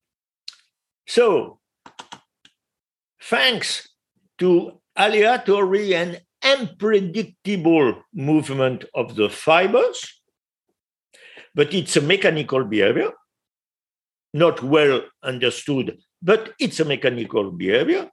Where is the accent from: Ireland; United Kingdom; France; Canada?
France; English is a second language; we eat in France